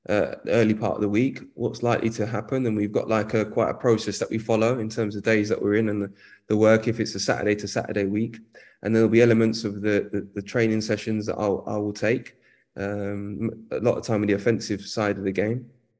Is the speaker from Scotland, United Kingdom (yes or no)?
no; London, United Kingdom; also born or lived in Hackney, East London; I grew up in Edmonton, North London.